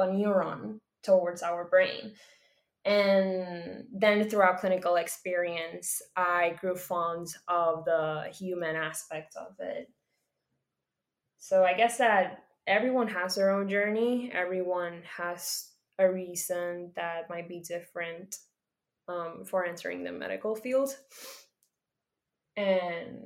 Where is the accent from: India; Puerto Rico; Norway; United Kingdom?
Puerto Rico; I am from Puerto Rico